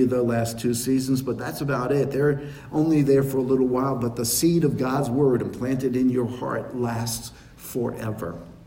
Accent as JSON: {"language": "English", "town": "New York City", "region": "New York", "country": "United States", "tie": "born or raised there", "said": "I was born in New York City"}